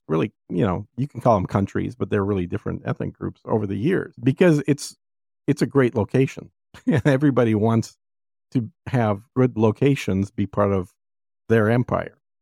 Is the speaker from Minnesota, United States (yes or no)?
yes; Minnesota, United States; now in Texas, United States; growing up in Minnesota